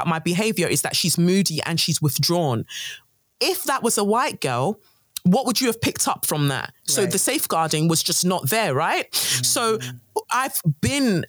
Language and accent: English; London, United Kingdom; also born or lived in Nigeria; I'm a Nigerian girl, 5 years old. I come to England, London. All I see is like lots of white people. Luckily, I moved to an area in South London, Peckham